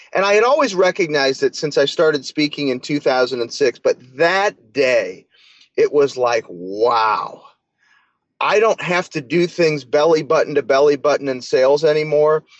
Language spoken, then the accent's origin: English; St. Louis, Missouri, United States; I'm from St. Louis